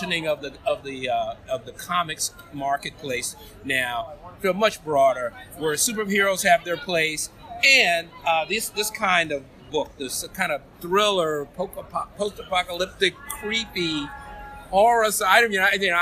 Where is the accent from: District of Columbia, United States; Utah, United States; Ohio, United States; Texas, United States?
District of Columbia, United States; Washington; I'm from Washington, D.C.